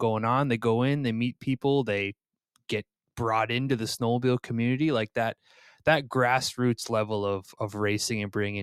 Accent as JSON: {"language": "English", "region": "Vermont", "country": "United States", "moved": "as an adult", "lives_now": "Minnesota, United States", "said": "I'm a East Coast guy. I'm from Vermont"}